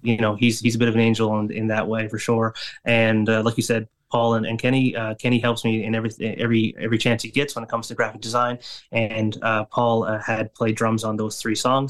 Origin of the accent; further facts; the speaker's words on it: Flat Bay, Newfoundland and Labrador, Canada; now in St. John's, Canada; my hometown, Flat Bay, it might be a bit small for a show